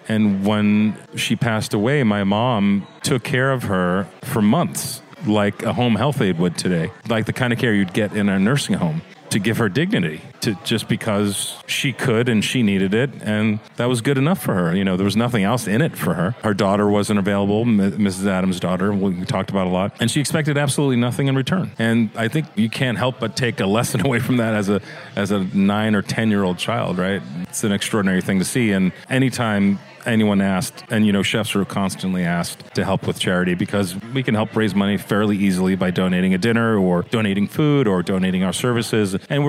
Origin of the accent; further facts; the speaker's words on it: Singapore; Born and raised in Singapore.